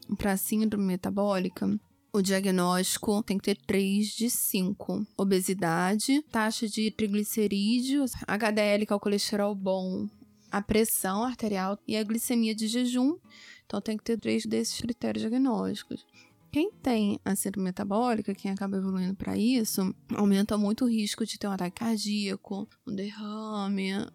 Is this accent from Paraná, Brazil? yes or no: no; Rio de Janeiro, Brazil; Eu sou do Rio de Janeiro, meu consultório é no Leblon